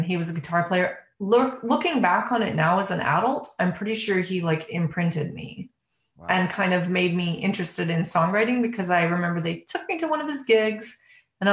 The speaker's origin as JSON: {"language": "English", "town": "Calgary", "region": "Alberta", "country": "Canada", "tie": "born or raised there", "moved": "yes", "said": "I'm born and raised in Calgary, Alberta"}